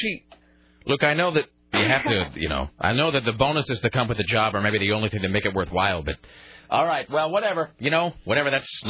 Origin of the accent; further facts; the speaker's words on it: Hanford area, Washington, United States; the Hanford Nuclear Facility, which is in my hometown